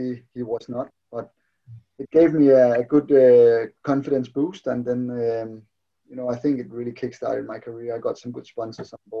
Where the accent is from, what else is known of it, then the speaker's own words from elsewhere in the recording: Slangerup, Capital Region of Denmark, Denmark; I'm more or less born and bred in Slanderup